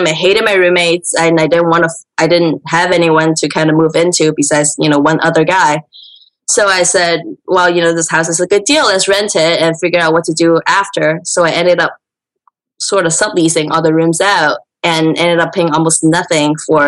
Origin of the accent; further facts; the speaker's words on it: California, United States; also born or lived in San Francisco; I am from California, and I've been in real estate for maybe about, 9-10 years or so.